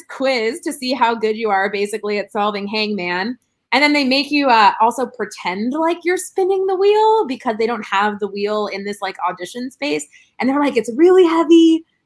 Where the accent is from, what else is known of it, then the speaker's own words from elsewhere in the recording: Chicago, Illinois, United States; moved away as an adult; now in Los Angeles, United States; my brother lives in my hometown still in Chicago